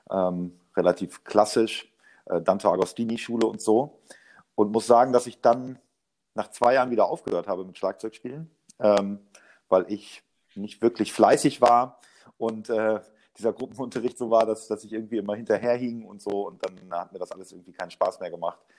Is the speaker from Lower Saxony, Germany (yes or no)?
yes; Osnabrück, Lower Saxony, Germany; born there; geboren in Osnabrück 1980.